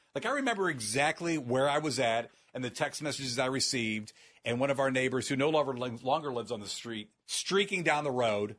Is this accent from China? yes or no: no; Northeast Ohio, United States; born and raised in Northeast Ohio